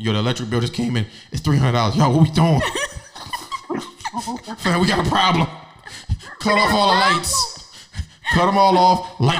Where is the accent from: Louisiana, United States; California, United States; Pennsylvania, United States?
Louisiana, United States; we're both from Louisiana.